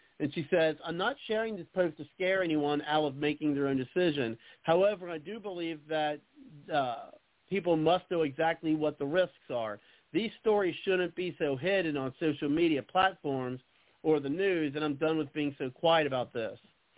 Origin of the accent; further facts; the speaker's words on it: North Carolina, United States; also born or lived in Las Vegas; I made the decision to get my vax before I left Las Vegas to move back to my home state of North Carolina